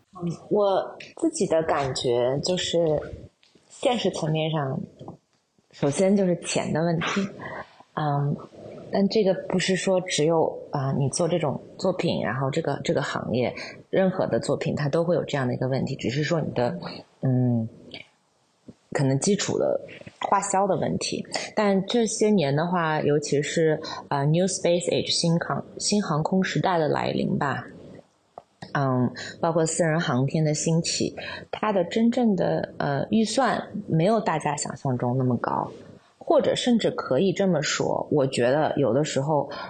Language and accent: Chinese; China; moved away as an adult; also born or lived in United States; now in London, United Kingdom; 我因为在中国长大，在美国读了十年的书，然后工作了十年，那现在在欧洲